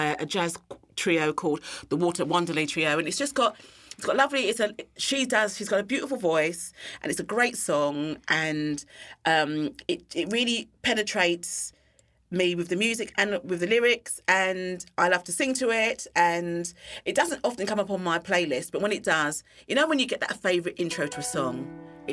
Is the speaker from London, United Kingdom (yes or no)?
yes; London, United Kingdom; moved away as an adult; now in Christchurch, New Zealand; I was born and bred in London.